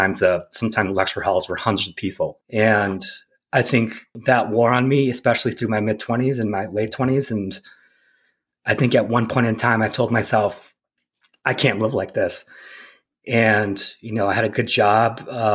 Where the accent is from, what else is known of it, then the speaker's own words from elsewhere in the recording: Wisconsin, United States; moved away; I've escaped my hometown and the state of Wisconsin too.